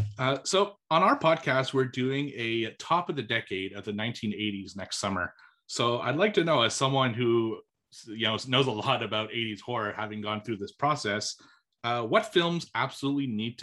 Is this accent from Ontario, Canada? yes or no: no; Montreal, Quebec, Canada; I grew up in Montreal